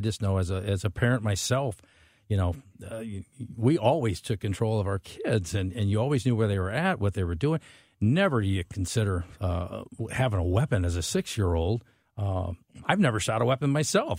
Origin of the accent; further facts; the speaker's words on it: St. Charles, Missouri, United States; when I grew up in St. Charles